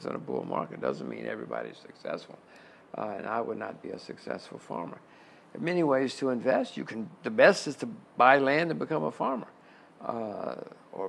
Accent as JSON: {"language": "English", "country": "United States", "said": "I'm an American"}